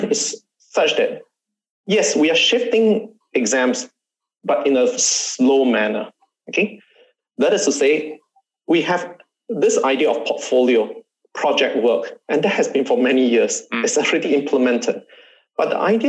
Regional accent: Singapore; I'm Singaporean

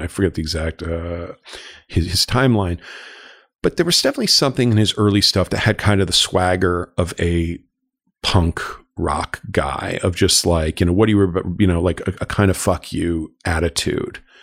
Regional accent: Los Angeles, California, United States; moved away as an adult; I grew up in Los Angeles. I'm, I'm a, I'm a, I'm a native but a prodigal son who moved back here

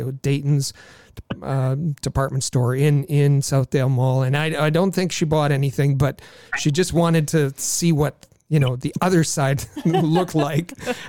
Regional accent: Thunder Bay, Ontario, Canada; who was a kid growing up in Thunder Bay

